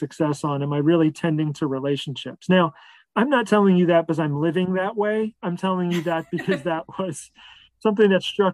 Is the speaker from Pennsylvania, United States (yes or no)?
yes; Philadelphia, Pennsylvania, United States; I grew up in the Philadelphia area, and I was raised by two really authentically Christian parents